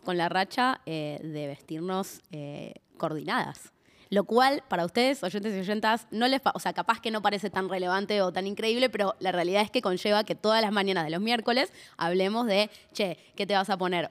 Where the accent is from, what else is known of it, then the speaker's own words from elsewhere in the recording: Argentina; nuestra Patagonia